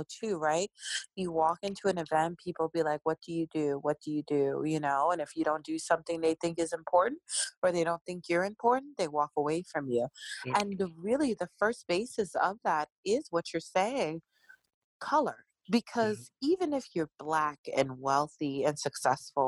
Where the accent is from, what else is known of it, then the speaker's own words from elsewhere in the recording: Arlington, Virginia, United States; I grew up in Arlington.